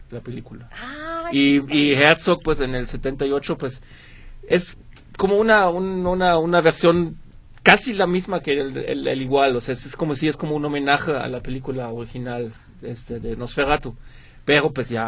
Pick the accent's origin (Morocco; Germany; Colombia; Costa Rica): Germany; Ibbenbüren, North Rhine-Westphalia; first language German; Spanish is a second language; also born or lived in Guadalajara, Mexico; now in Mexico; Yo soy de una, una pequeña ciudad que se llama Ebenbüren, que creo que nadie conoce.